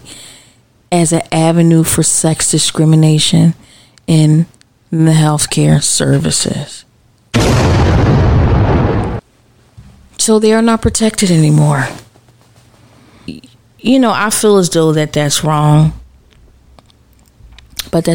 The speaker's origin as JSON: {"language": "English", "country": "United States", "said": "as a mother, as an American, as a citizen, as a Black American"}